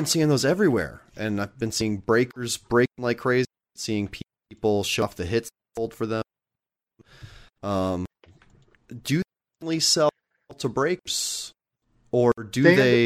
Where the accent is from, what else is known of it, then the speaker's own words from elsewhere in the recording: Nebraska, United States; now in Los Angeles, United States; I'm from Nebraska